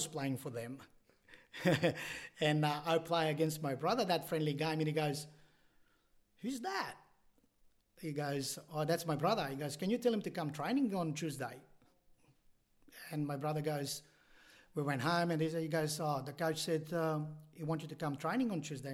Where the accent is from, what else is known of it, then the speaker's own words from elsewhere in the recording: Bitola, North Macedonia; now in Illawarra, Australia; I grew up in Bitola, in the village called Kukurechani.